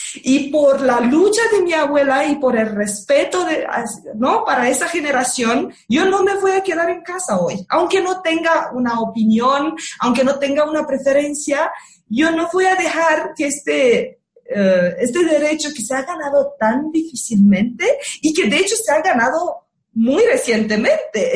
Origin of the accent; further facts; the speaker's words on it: Romania; moved away; yo soy rumana